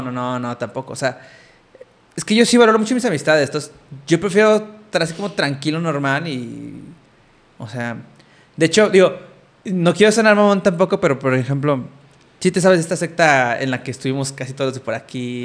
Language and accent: Spanish; Mexico; moved away; en mi contexto en el que yo crecí allá en México